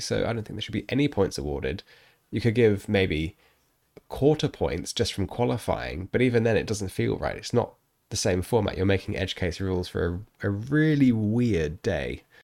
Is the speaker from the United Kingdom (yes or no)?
no; New Zealand; as a New Zealander